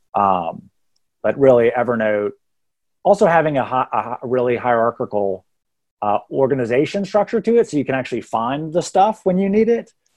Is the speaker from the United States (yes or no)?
yes; Texas, United States; now in Atlanta, United States; I went to college twelve-hour drive away from where I grew up in Texas.